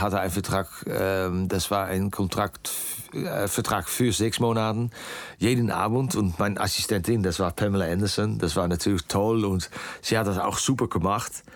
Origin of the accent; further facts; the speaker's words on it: Netherlands; German is a second language; ich bin natürlich äh, äh, aufgewachsen in Holland